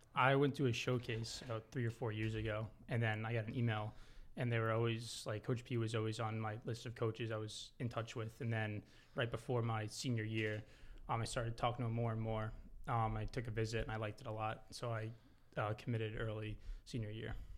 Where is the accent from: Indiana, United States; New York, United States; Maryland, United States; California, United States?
New York, United States; Long Island; I'm from Long Island, New York